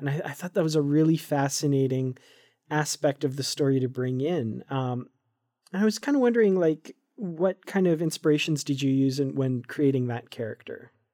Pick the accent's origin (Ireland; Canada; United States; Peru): Canada; I'm from Canada